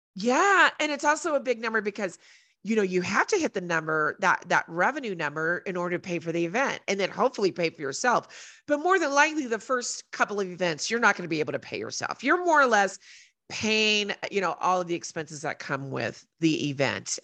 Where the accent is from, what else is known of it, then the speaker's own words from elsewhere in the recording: Colorado Springs, Colorado, United States; I'm from Colorado Springs